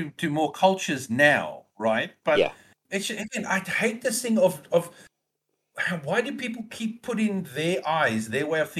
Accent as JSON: {"language": "English", "country": "South Africa", "said": "Almost any movie that you can think of that as a South African basically portrayed as a racist piece of shit."}